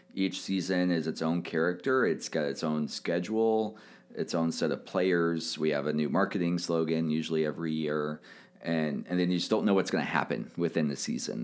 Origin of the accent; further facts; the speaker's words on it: Kansas City, Missouri, United States; also born or lived in New York; I grew up in Kansas City